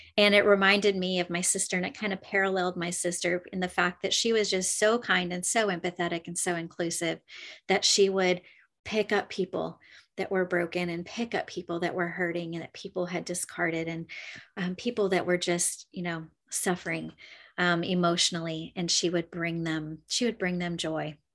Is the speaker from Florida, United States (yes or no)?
yes; Clearwater, Florida, United States; I'm from Clearwater, Florida